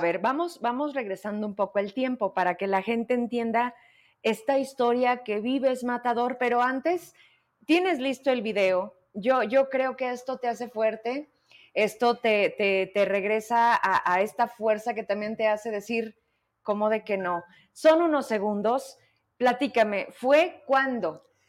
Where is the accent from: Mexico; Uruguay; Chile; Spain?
Mexico; Zacatecas; somos esos zacatecanos